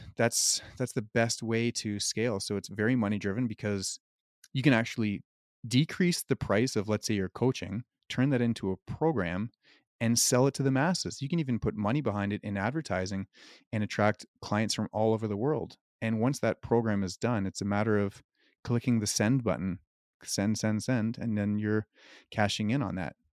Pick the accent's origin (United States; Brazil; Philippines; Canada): Canada; also born or lived in Cayman Islands; I'm from Canada